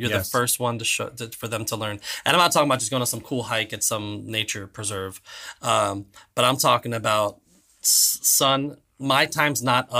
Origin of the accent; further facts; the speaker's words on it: Florida, United States; also born or lived in Virginia; I grew up in South Florida, but not Central Florida.